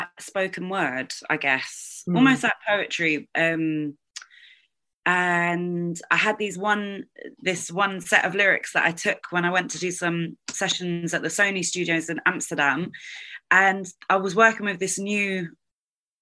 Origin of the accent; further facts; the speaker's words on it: London, United Kingdom; woman born and bred in South London.